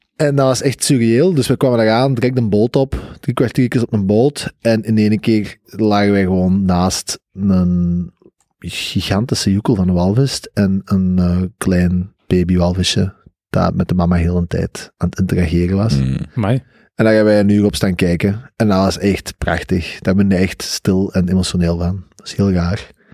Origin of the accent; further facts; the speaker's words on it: Flanders, Belgium; als Vlaming